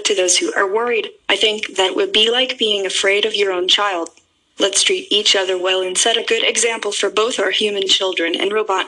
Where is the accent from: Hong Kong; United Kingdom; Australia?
Hong Kong; I'm from Hong Kong. So I suppose that I know dim sum.